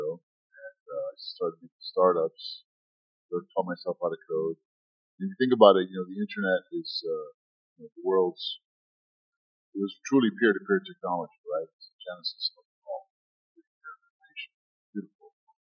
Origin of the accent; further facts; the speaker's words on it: Egypt; now in United States; I'm from Egypt